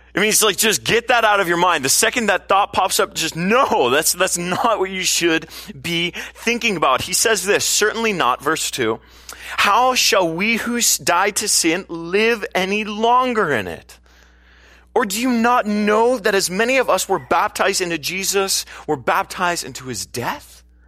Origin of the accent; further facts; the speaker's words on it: California, United States; as a Californian